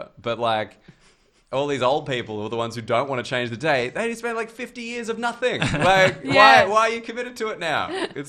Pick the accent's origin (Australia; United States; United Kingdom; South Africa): Australia; Because I was raised Catholic in Australia.